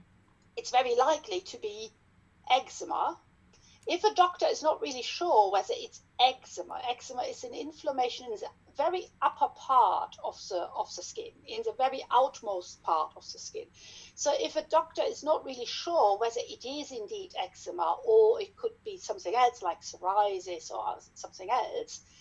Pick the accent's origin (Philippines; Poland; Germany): Germany; accent: German; English is a second language; moved away as an adult; also born or lived in Hanover, Germany; now in Leeds, United Kingdom; I trained in dermatology back in Germany. Yes, you can hear from my accent probably